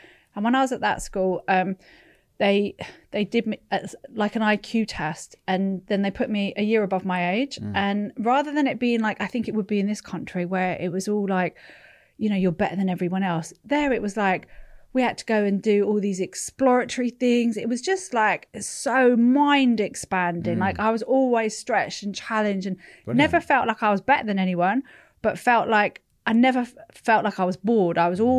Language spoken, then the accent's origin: English; Sunnyvale, California, United States; I was born in I was born in California, but I was born in and around Sunnyvale and Palo Alto, which is where all the big tech companies were starting to spring up.